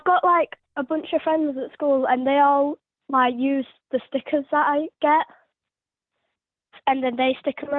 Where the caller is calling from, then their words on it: Mexborough, Yorkshire and the Humber, United Kingdom; I'm calling from Mexborough.